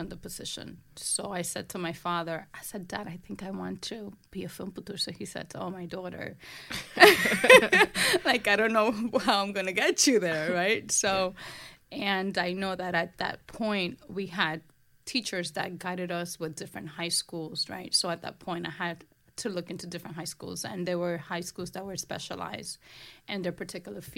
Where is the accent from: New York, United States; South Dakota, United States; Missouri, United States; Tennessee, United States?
New York, United States; New York City; born or raised there; also born or lived in Dominican Republic